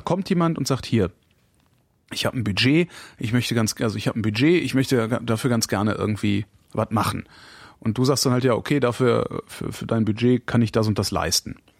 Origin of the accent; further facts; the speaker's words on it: Erftstadt, North Rhine-Westphalia, Germany; Ich bin in dem Ort zur Schule gegangen, in der Hans-Martin Schleier, Ach. in dem Hans-Martin Schleier im Hochhaus äh, festgehalten wurde